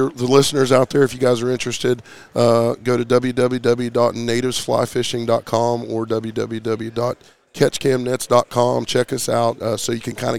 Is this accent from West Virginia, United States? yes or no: yes; West Virginia, United States; we're from West Virginia